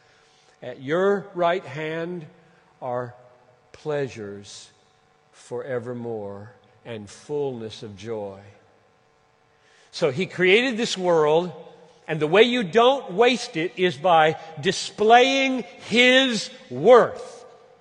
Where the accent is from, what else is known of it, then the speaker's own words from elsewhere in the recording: Minneapolis, Minnesota, United States; In Minneapolis, that's my hometown